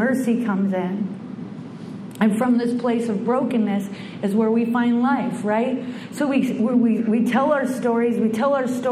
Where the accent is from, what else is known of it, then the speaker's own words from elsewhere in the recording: Bellingham, Washington, United States; I was born in the Pacific Northwest in Bellingham, Washington, a little hippie town, and I was one of six kids